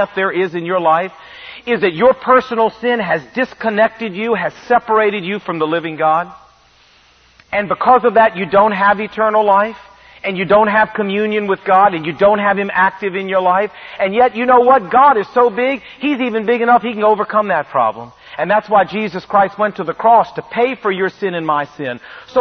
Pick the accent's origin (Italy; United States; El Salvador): United States; Virginia; we're from Virginia